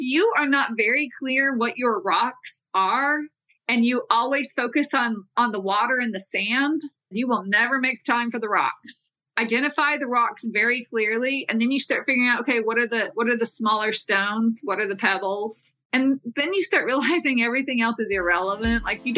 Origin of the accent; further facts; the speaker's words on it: Texas, United States; And so I am a Texan. It's home, but I've hit different parts of the country.